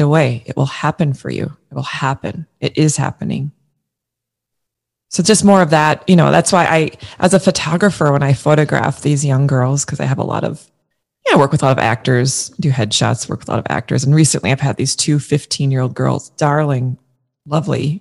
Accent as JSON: {"language": "English", "region": "Minnesota", "country": "United States", "tie": "born or raised there", "also_born_or_lived": "New York", "said": "I live in St. Paul, Minnesota. I grew up in Minnesota."}